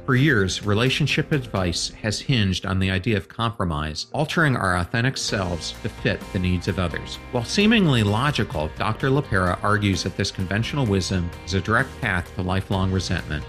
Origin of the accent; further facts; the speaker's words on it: York / Lancaster, Pennsylvania, United States; moved away as an adult; now in Saint Petersburg, United States; I grew up outside of Philly in York slash Lancaster.